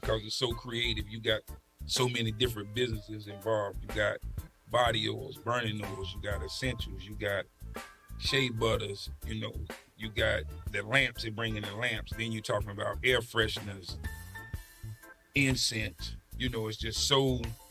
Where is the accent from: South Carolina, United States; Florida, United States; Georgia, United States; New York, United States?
South Carolina, United States; moved away; also born or lived in Burlington, North Carolina / Richmond, Virginia / Washington, D.C.; I'm originally from South Carolina. Got in trouble. They migrated me to Burlington, North Carolina